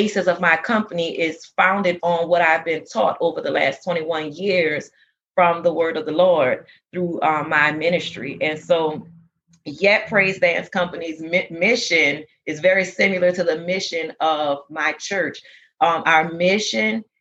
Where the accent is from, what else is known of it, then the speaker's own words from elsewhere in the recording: New Orleans, Louisiana, United States; moved away as an adult; now in Texas, United States; I'm originally from New Orleans, Louisiana. Our church is from there. We came here after Hurricane Katrina and settled in Texas